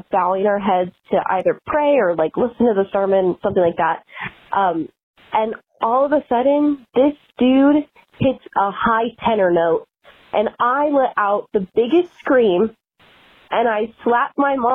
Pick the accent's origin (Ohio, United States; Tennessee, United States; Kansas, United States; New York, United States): Kansas, United States